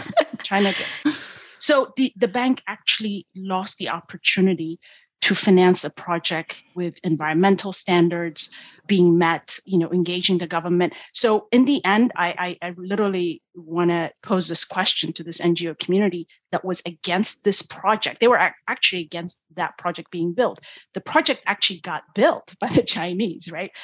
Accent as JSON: {"language": "English", "country": "Ethiopia", "tie": "born or raised there", "moved": "yes", "said": "I was born in one of the poorest countries at the time when I was born in Ethiopia"}